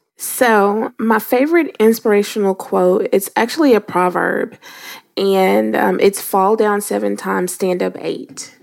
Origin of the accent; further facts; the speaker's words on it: Louisiana, United States; I am from Louisiana